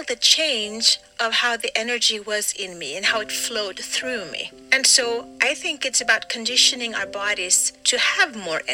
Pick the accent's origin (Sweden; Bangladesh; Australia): Sweden; I'm from Sweden